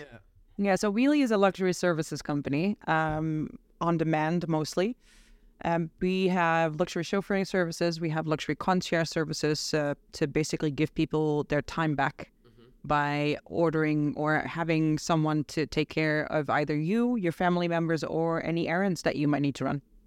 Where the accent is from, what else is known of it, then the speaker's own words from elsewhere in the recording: Netherlands; moved away as an adult; also born or lived in United States; now in London, United Kingdom; I'm from the Netherlands. I moved to London five and a half months ago